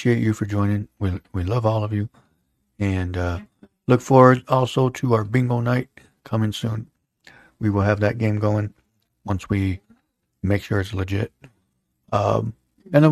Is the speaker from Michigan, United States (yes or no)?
yes; Holland, Michigan, United States; us growing up in the Holland community, you know, Holland was obviously at one point 100% Dutch